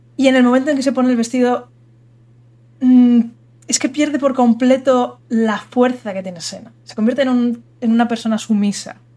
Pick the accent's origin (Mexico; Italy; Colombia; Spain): Spain; soy española